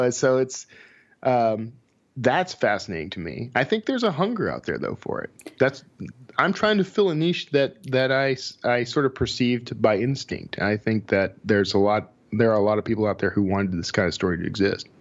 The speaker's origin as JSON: {"language": "English", "region": "Texas", "country": "United States", "said": "Sheldon and I, we're both from Texas"}